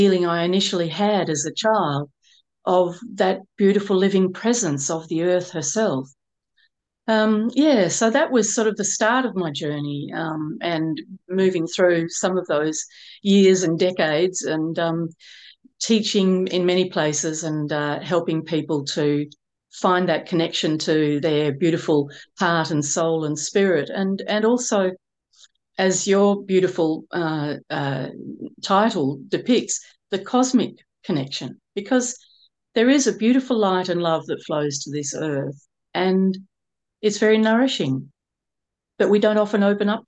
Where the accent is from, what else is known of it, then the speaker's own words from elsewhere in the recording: Melbourne, Victoria, Australia; I grew up in Melbourne in Australia, and I had a single mum.